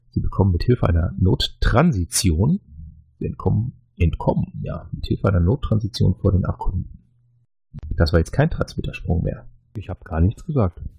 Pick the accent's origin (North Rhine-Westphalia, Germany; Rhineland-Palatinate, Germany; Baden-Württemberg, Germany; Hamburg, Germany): North Rhine-Westphalia, Germany; born there; Ich glaube, als, als gebürtiger Niederrheiner würde ich ja jetzt Heuskes sagen